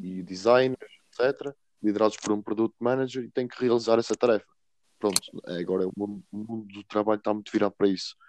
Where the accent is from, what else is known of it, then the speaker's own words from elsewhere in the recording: Sabrosa, Vila Real District, Portugal; moved away as an adult; now in Coimbra, Portugal; eu venho de Sabrosa, é uma pequena vila em Vila Real, e estou a estudar Engenharia Informática em Coimbra